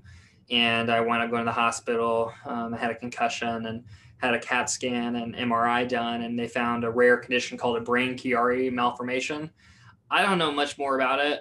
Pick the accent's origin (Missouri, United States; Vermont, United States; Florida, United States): Missouri, United States; Jefferson City; I grew up in Jefferson City, Missouri